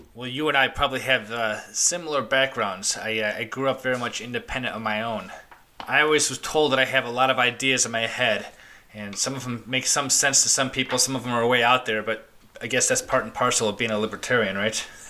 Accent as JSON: {"language": "English", "town": "Chicago", "region": "Illinois", "country": "United States", "tie": "born or raised there", "said": "I grew up in Chicago. I grew up in Chicago"}